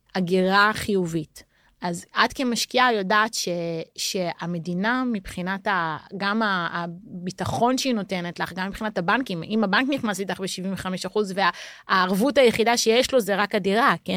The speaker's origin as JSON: {"language": "Hebrew", "town": "Jerusalem", "region": "Jerusalem District", "country": "Israel", "tie": "born or raised there", "also_born_or_lived": "Tel Aviv, Israel", "moved": "as an adult", "lives_now": "Porto, Portugal", "said": "אני ירושלמית במקור"}